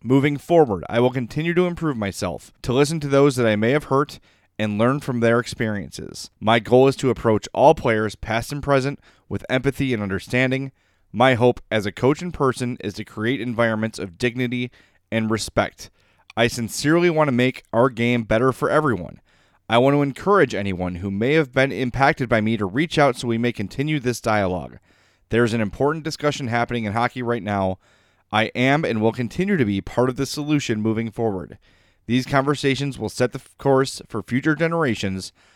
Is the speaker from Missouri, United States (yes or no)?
no; Oak Lawn, Illinois, United States; I grew up in Oak Lawn, Illinois, and I didn't know anyone that didn't look like me